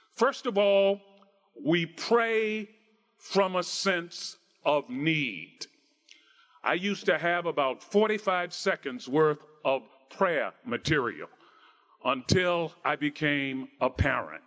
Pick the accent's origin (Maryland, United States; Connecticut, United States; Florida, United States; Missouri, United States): Maryland, United States; Baltimore; I grew up in Baltimore, Maryland.